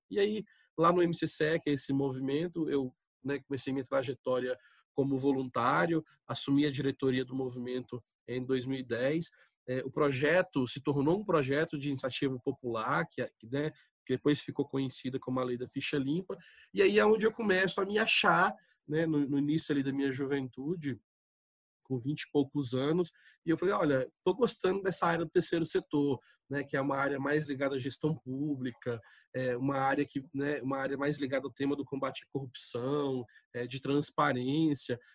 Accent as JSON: {"language": "Portuguese", "town": "Brasília", "region": "Federal District", "country": "Brazil", "tie": "born or raised there", "moved": "yes", "lives_now": "Goiânia, Brazil", "said": "apesar de estar morando em Goiânia e ter morado em Goiânia parte da minha infância, eu nasci em Brasília é, e passei boa parte da minha vida em Brasília"}